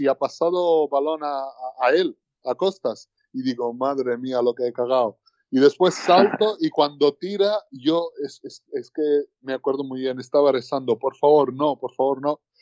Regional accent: Tbilisi, Georgia; now in Gran Canaria, Spain; el capital de donde somos, bueno, de donde soy yo y, toda, toda mi familia también

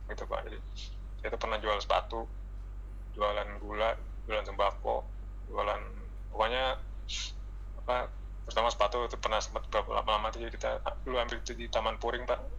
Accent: West Sumatra, Indonesia; ditambah saya eh, dari Minang Pak jadi kan terkenal Minang tuh

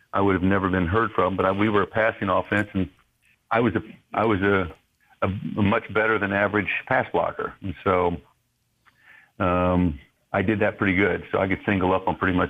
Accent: Albany, Georgia, United States; moved away; I was just this chubby little kid growing up in Southwest Georgia and Albany, Georgia.

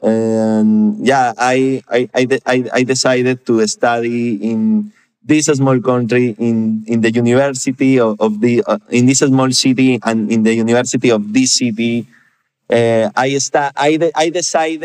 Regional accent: Piura, Peru; I grew up in Piura. Piura is a small city in Peru with less than 1 million of inhabitants.

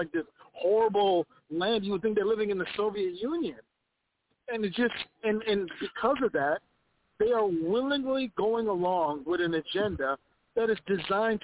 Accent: Ethiopia; now in Minnesota, United States; I'm an immigrant to this country. I came from a communist country called Ethiopia.

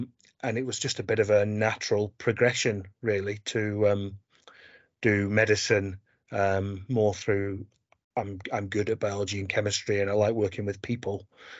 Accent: Barnsley, Yorkshire and the Humber, United Kingdom; moved away as an adult; now in Scotland, United Kingdom; So originally I'm from Barnsley in South Yorkshire.

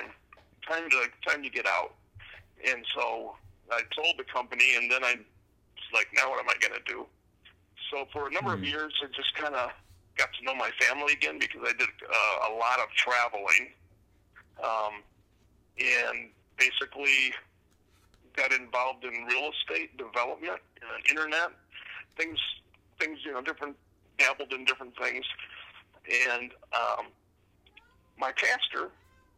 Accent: Spring Arbor, Michigan, United States; I grew up in Spring Arbor, Michigan, which is in south central Michigan

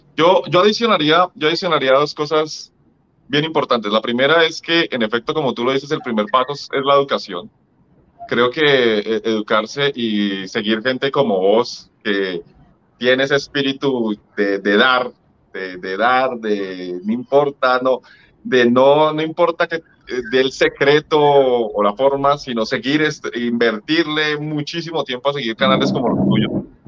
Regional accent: Colombia; lo digo como colombiano

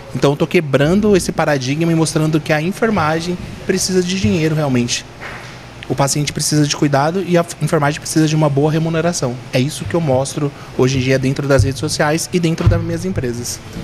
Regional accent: Hortolândia, São Paulo, Brazil; also born or lived in Cubatão, Santos; a minha história realmente é Hortolândia em Campinas

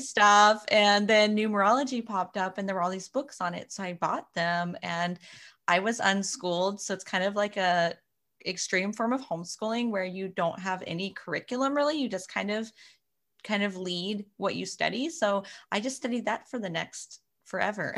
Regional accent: Florida, United States; now in Arizona, United States; I actually grew up in Florida

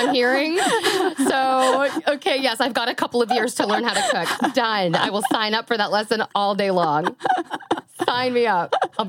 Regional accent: Canada; I'm from Canada.

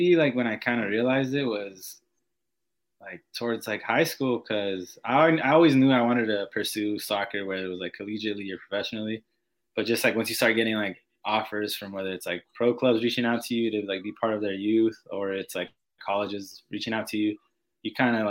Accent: San Diego, California, United States; moved away as an adult; now in Madison, United States; I was actually with San Diego Loyal, like in my hometown

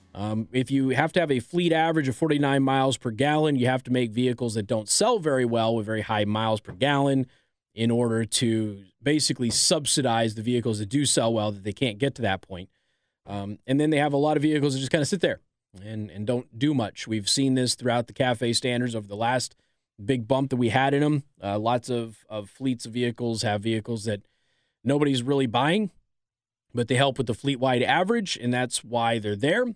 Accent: Nevada, United States; My hometown of Nevada

